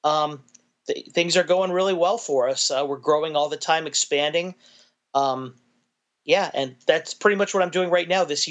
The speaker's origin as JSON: {"language": "English", "town": "Chicago", "region": "Illinois", "country": "United States", "tie": "born or raised there", "said": "I was born in Chicago, Illinois"}